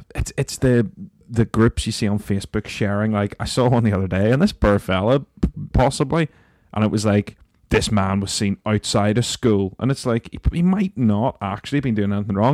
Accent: Northern Ireland, United Kingdom; being Northern Irish

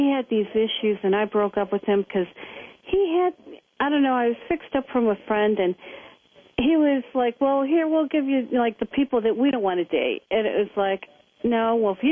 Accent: Cleveland, Ohio, United States; moved away as an adult; now in Los Angeles, United States; I was from Cleveland.

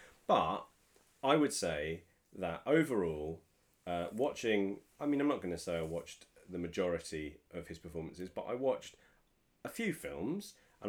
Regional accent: Orpington, London, United Kingdom; accent: Orpington twang; I can't lose this Orpington twang.

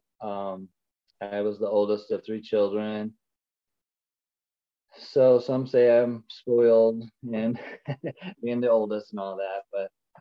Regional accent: Ohio, United States; moved away as an adult; We are from Ohio originally. We moved out here 2 years ago during the pandemic

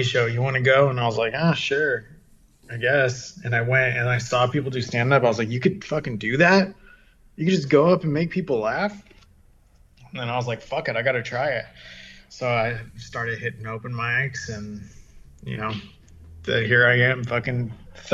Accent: San Diego, California, United States; also born or lived in London, England / Catalina Island / Orange County; now in Los Angeles, United States; I'm from San Diego. I was born in London, England, and then brought to San Diego. And then I grew up there

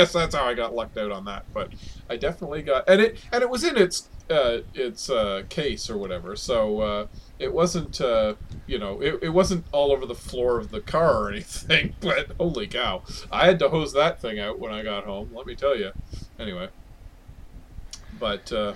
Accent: Oshawa, Ontario, Canada; my hometown of Oshawa, which is like an hour out of Toronto

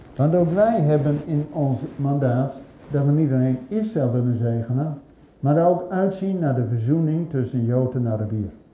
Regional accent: Zwolle, Overijssel, Netherlands; bij ons in Zwolle

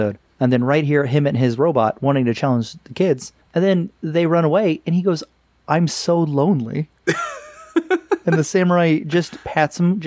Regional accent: United States; as an American

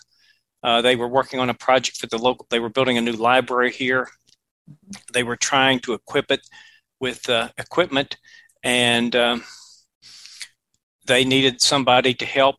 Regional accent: West Virginia, United States; I grew up in West Virginia and went to the School for the Blind there

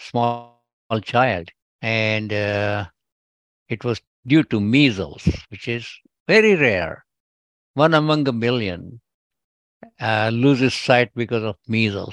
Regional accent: India; first language Gujarati; English is a second language; moved away as an adult; now in United States; my accent might tell, but I'm originally from India, and I have all my education in India.

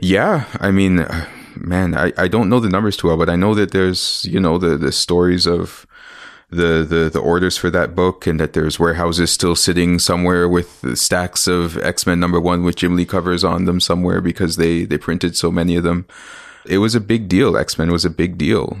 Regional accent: Ontario, Canada; also born or lived in Winnipeg, Manitoba / Mississauga / Scarborough; I'm Canadian. I was born here.

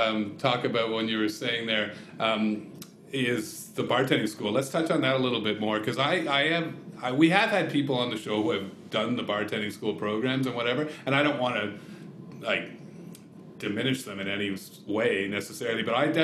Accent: Canada; Well, and we're Canadian, right? So it's just kind of funny.

